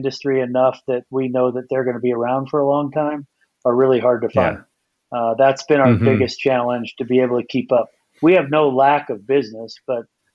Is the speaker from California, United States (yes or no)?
yes; Napa Valley, California, United States; moved away as an adult; now in Bend, United States; I was born and raised in the Napa Valley